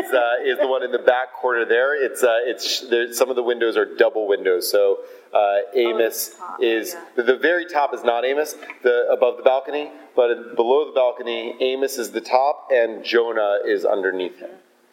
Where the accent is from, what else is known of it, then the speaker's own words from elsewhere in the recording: Georgia, United States; imagine, like, I'm from Georgia, I go to New York